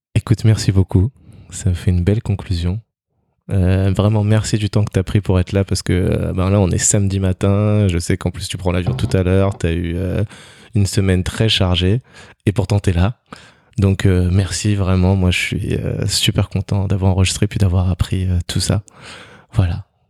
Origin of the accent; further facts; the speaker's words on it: Togo; moi je viens du Togo